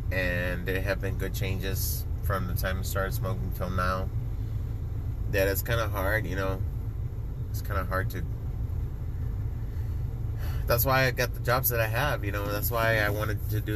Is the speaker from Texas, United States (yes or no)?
yes; Laredo, Texas, United States; now in San Antonio, United States; I grew up in a border town. I'm from Laredo, Texas.